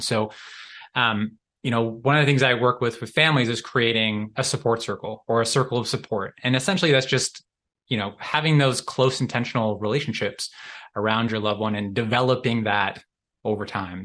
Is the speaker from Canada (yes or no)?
yes; Canada; I'm from Canada